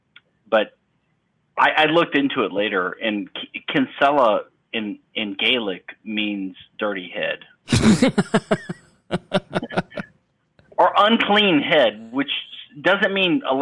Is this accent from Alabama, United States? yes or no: no; Louisiana, United States; moved away; also born or lived in Texas / London / Pennsylvania; I'm from Louisiana. I was born there, but I've lived in Texas and London and Pennsylvania